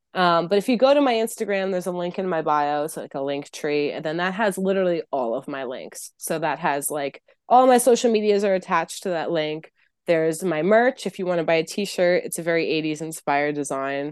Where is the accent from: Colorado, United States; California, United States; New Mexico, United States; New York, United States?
New York, United States; New York City; I'm from New York City